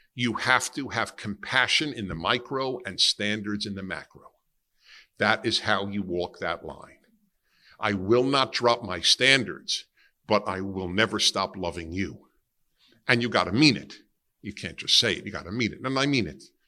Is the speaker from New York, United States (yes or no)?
yes; New York City, New York, United States; I grew up in Brooklyn, New York, and I grew up in an Italian and Jewish neighborhood